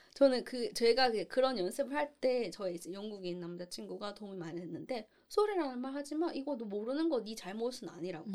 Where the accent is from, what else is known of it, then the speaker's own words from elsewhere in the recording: South Korea; moved away as an adult; also born or lived in Singapore; now in United Kingdom; 제가 이제 한국인이기 때문에 그 한국인이라는 걸 먹고 들어간다는